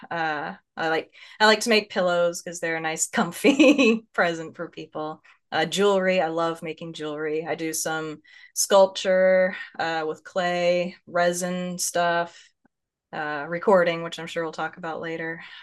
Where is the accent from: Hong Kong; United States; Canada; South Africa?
United States; Northeast Texas; also born or lived in Lewis County, Washington; now in Washington, United States; I grew up in Northeast Texas, by up in the corner by Arkansas and Louisiana, uh, out in the Piney Woods region